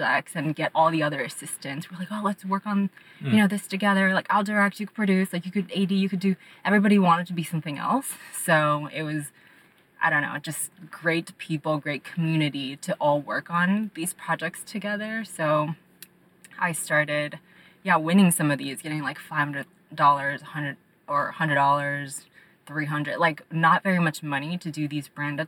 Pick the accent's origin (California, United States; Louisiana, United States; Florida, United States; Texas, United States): California, United States; Monterey Park; also born or lived in Shanghai, China; now in Los Angeles, United States; I moved to America with my parents when I was 5 years old, and I grew up in Monterey Park